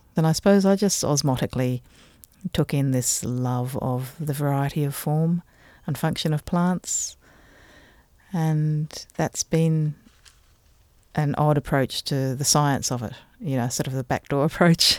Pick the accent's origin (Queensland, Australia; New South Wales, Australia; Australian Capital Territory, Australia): Australian Capital Territory, Australia; Canberra; also born or lived in Adelaide, South Australia; now in Tasmania, Australia; I was born in Adelaide in South Australia and, um, we moved to Canberra